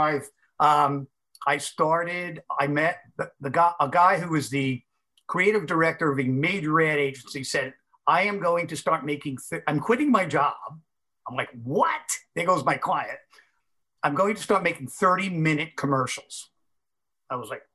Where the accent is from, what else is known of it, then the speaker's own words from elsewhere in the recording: Massapequa Park, New York, United States; I'm from Massapequa Park